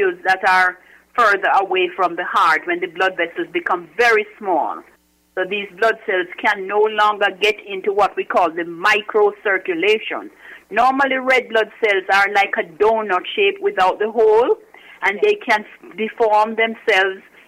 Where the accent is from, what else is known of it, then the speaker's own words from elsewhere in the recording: Jamaica; moved away as an adult; also born or lived in Kingston, Jamaica / Washington, D.C. / Newark, New Jersey; now in New Jersey, United States; I'm originally from Jamaica.